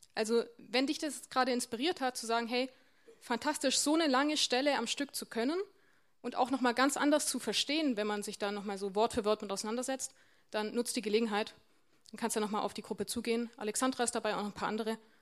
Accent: Warmbronn, Baden-Württemberg, Germany; moved away; Ich komme ja aus Wambronn ursprünglich und Wambronn ist jetzt nicht ganz so groß

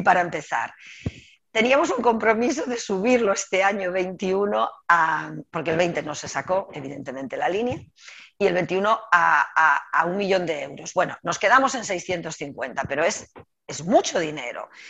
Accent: Galicia, Spain; como gallega no voy a ser capaz

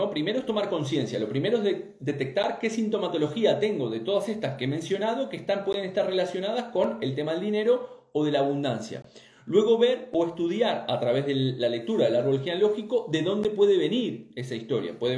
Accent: Uruguay; Yo también soy uruguaya.

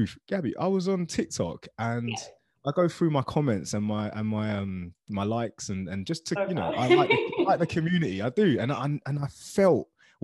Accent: Luton, East of England, United Kingdom; I grew up in Luton Town, which is a small town in England

